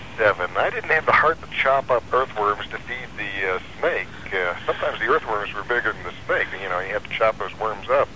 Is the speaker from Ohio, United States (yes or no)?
yes; Cleveland, Ohio, United States; I grew up in Cleveland, Ohio